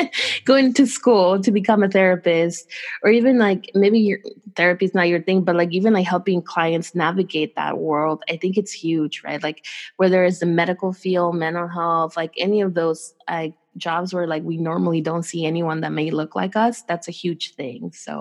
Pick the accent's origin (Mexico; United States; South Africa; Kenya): Mexico; even like if you are not from the same state that I am from Mexico, but the fact that you understand my culture, that you can speak my language